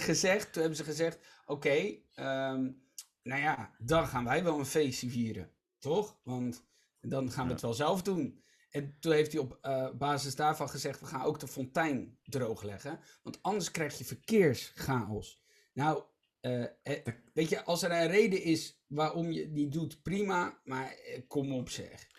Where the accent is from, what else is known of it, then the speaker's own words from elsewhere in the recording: Rotterdam, South Holland, Netherlands; ik uit Rotterdam-Zuid kom